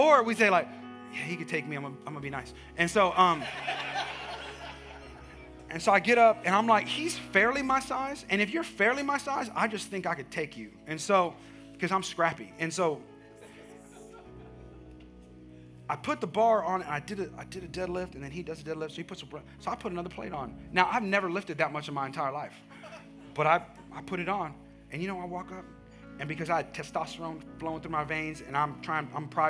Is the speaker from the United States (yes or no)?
yes; Bay Area, California, United States; now in Texas, United States; That's where I'm from.